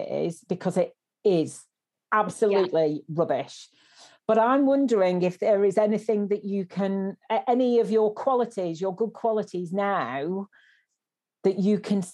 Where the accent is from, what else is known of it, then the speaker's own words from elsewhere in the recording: Wigan, North West England, United Kingdom; now in Bristol, United Kingdom; I live in Bristol, but I'm originally from Wigan